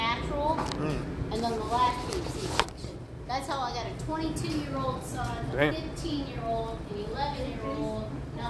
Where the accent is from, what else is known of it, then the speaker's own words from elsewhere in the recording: Chicago, Illinois, United States; I'm half Korean, half German. So. And yet I was raised in Chicago.